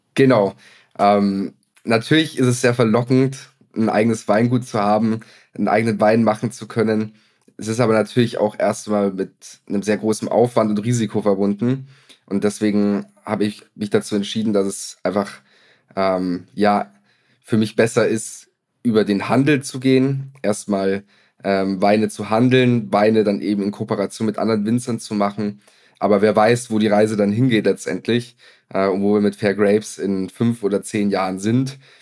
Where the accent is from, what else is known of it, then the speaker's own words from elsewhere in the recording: Lower Bavaria, Germany; moved away; Ich komme ursprünglich aus Niederbayern